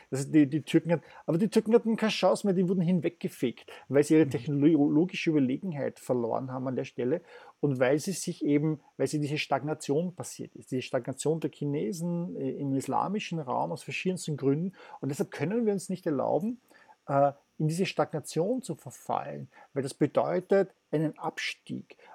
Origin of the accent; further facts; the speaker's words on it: Vienna, Austria; Ich bin Wiener, ich lerne halt das.